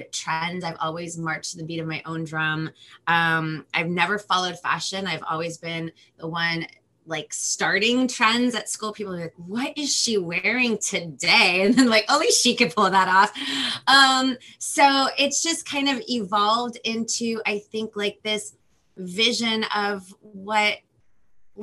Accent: Los Angeles, California, United States; first language Spanish; English is a second language; I'm from Los Angeles, California.

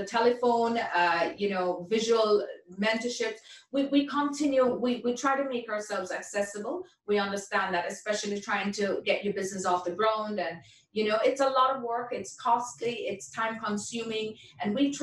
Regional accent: Jamaica; moved away; I'm from Jamaica

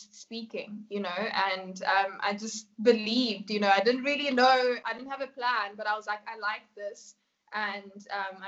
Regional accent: South Africa; also born or lived in Namibia; I was born in Namibia. My parents are Kenyan and I grew up here in South Africa.

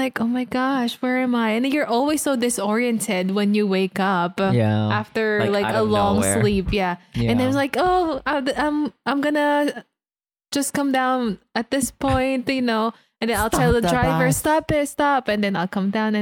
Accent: Calabarzon, Philippines; moved away; in the Philippines when I was commuting from Cavite, from my hometown

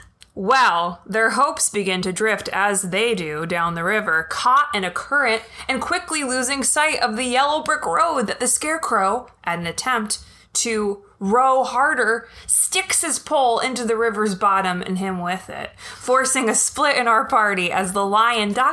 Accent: New Jersey, United States; I'm from the Garden State

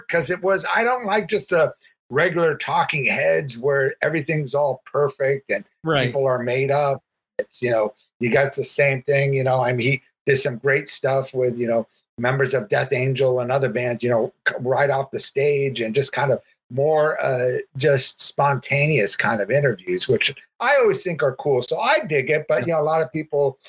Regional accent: Huntington Beach, California, United States; I grew up in Huntington Beach

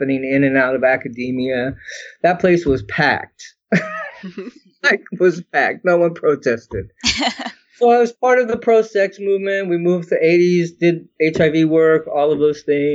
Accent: Santa Monica, California, United States; moved away as an adult; I was born and raised in Santa Monica, California until I was 18

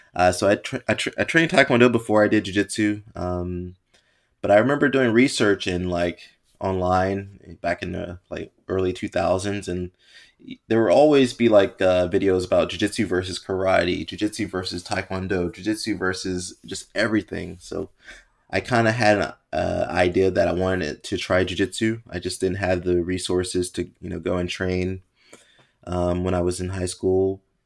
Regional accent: United States; growing up in America, you play, like, football, American football, play baseball and basketball

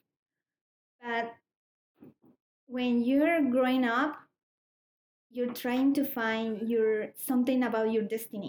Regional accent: Colombia; English is a second language; moved away as an adult; I'm new in this country. I am from Colombia. 4 years ago, I came

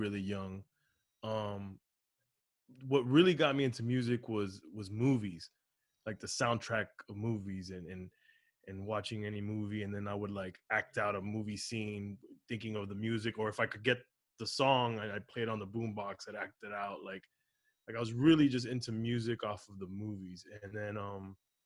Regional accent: Miami, Florida, United States; also born or lived in Los Angeles; I was raised in Miami.

